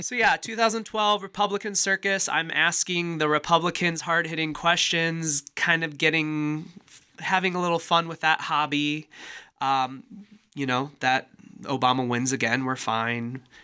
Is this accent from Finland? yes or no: no; Walcott, Iowa, United States; also born or lived in Decorah, Iowa; they knew I was from Walcott